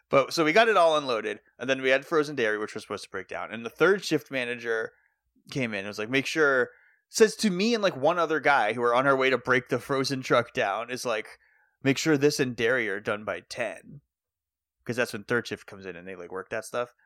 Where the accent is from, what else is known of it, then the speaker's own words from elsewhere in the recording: Athol, Massachusetts, United States; also born or lived in Orange, Massachusetts; technically, I'm from Athol